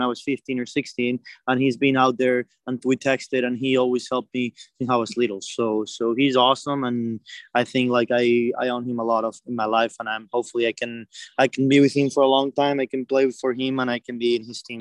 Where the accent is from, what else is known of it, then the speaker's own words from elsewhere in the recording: Madrid, Community of Madrid, Spain; my hometown, Madrid